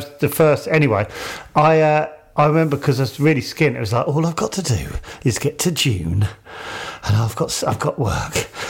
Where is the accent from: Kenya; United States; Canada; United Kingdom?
United Kingdom; Kemsing, South East England; A place called Kemsing, which is sort of the London side of Kent.